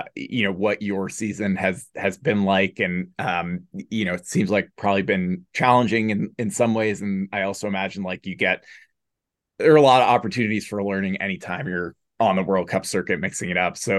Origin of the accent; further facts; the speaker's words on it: Anchorage, Alaska, United States; my hometown of Anchorage, Alaska